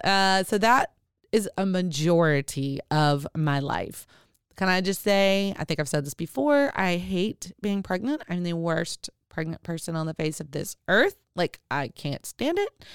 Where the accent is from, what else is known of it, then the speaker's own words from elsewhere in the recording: Arkadelphia, Arkansas, United States; I was born in Arkansas, Arkadelphia, Arkansas.